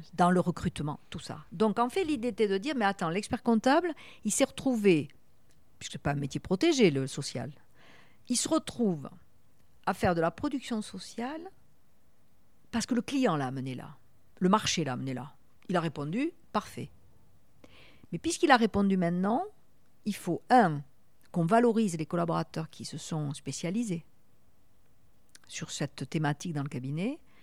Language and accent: French; Toulouse, Occitania, France; moved away as an adult; now in Bordeaux, France; je venais de Toulouse, la première femme, en plus une Toulousaine